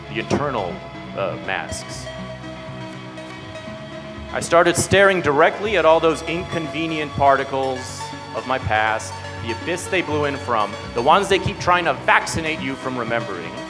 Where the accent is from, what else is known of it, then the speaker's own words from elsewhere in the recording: Irvine, California, United States; I grew up in Irvine, and I never thought about the Santa Ana winds was a big deal.